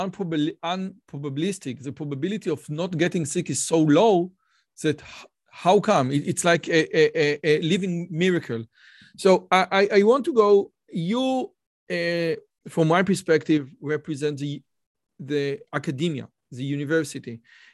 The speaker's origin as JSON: {"language": "English", "country": "Israel", "said": "I'm from Israel"}